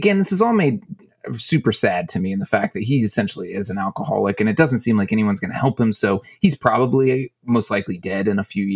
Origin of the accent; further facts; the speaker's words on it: Texas, United States; I grew up in Texas.